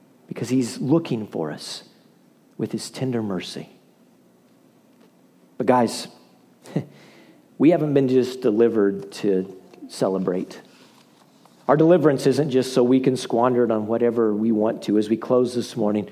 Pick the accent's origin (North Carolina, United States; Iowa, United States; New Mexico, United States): Iowa, United States; the middle of; now in Crowley, United States; When I was a kid, guys, we grew up in the middle of Iowa